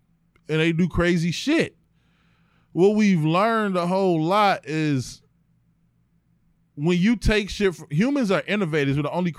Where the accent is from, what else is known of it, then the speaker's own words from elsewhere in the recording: East Cleveland, Ohio, United States; We grew up in East Cleveland